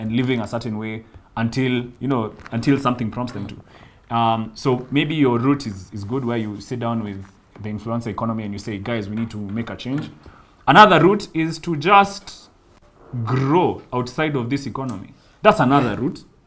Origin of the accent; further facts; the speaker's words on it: Kenya; as a Kenyan living in Kenya